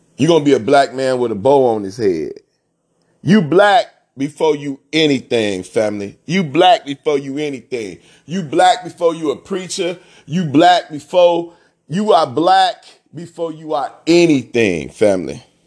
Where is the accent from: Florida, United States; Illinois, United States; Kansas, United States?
Illinois, United States; Chicago; I'm from Chicago